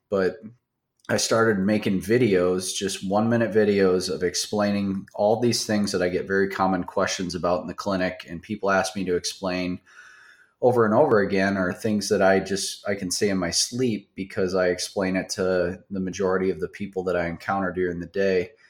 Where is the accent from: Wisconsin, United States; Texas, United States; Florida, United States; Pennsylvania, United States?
Wisconsin, United States; Baraboo; I grew up in South Central Wisconsin. Uh, very, very small town. Uh, it's called Baraboo.